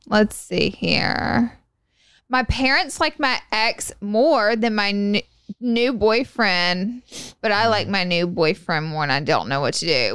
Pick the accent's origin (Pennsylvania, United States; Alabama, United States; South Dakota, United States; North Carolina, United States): Alabama, United States; I'm from Alabama